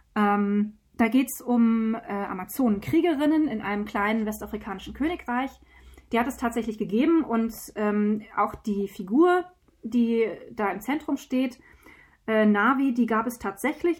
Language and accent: German; Taunus, Hesse, Germany; Wir sitzen hier in Hessen im schönen Taunus. Wir haben uns nicht ganz auf der Mitte getroffen, aber äh, in der Mitte von Deutschland. Wir sind hier beide aufgewachsen